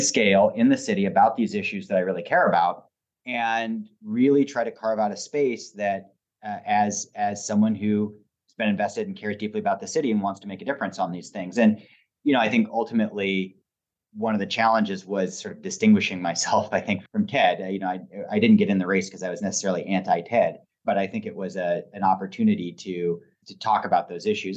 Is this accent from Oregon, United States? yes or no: yes; Portland, Oregon, United States; I grew up about three blocks from here.